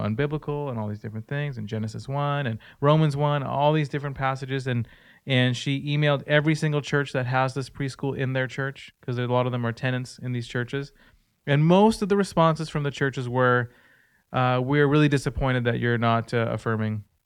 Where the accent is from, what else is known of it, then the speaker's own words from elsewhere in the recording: Surrey, British Columbia, Canada; I'm from Surrey